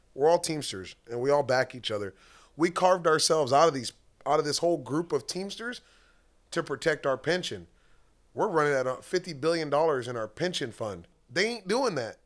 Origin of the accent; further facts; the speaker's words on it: United States; I'm American as it gets